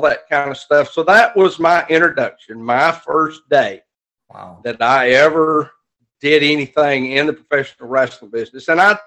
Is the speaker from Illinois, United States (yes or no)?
no; Alabama, United States; I love it here